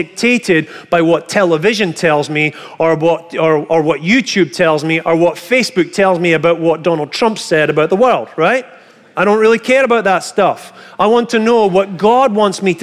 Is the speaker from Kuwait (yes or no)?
no; Scotland, United Kingdom; moved away; I come from Scotland